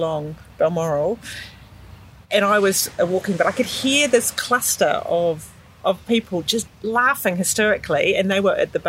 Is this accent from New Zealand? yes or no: yes; New Zealand; now in Sydney, Australia; Yes, I'm a Kiwi sister. but we came over here in 96. And so we've been here for 24 years. Basically lived around this area.